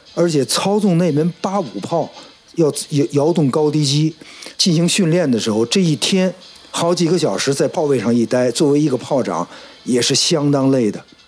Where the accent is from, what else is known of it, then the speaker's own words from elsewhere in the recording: Beijing, China; 夏天 游泳，发一胡游过，时常海游过，冬天滑冰